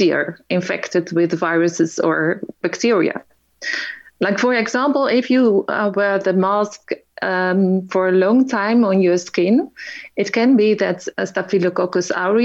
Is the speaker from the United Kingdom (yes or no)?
no; Netherlands; I'm from Holland